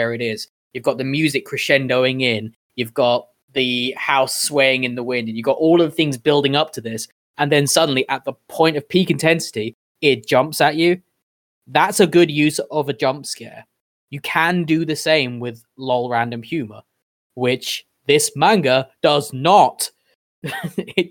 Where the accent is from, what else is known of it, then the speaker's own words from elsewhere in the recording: United Kingdom; me being my British self